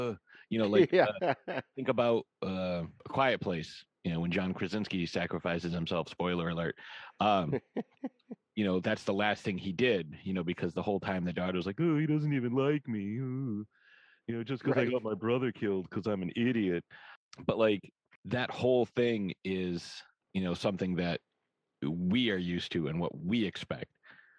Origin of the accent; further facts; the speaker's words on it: United States; I'm looking at it through the lens of, you know, what I'm used to as, you know, an American.